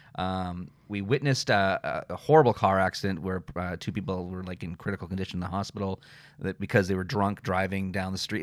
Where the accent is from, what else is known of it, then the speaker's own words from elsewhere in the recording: Victoria, British Columbia, Canada; also born or lived in Vancouver, Canada / Kelowna, Canada; Victoria is my hometown, born and raised here